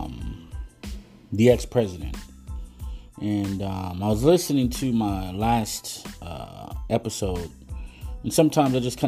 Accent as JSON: {"language": "English", "country": "United States"}